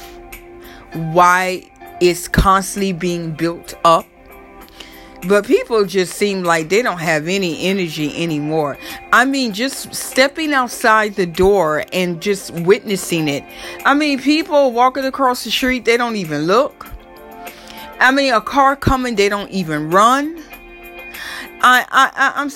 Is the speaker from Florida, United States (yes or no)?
yes; Florida, United States; now in New York, United States; I grew up in Florida.